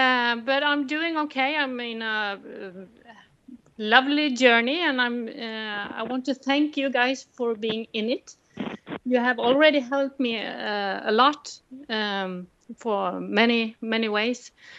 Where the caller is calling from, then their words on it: Mandal, Agder, Norway; I'm calling from Mandal, Norway. It's in the southest town in Norway, facing Denmark.